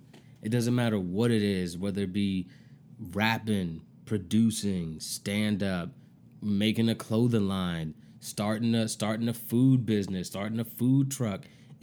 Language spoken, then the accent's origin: English; Maryland, United States; That's why I came back to Maryland to do my comedy. I wanted to get good here. It's only right. I wanted to get good here. This is home to me.